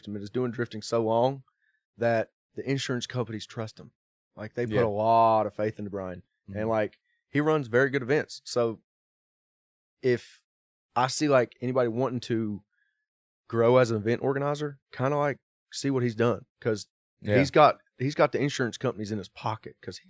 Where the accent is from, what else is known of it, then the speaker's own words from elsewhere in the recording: Bristol, Virginia, United States; I grew up in the Appalachian Mountains of Bristol, Virginia. Like, I grew up longboarding down 421 Mountain.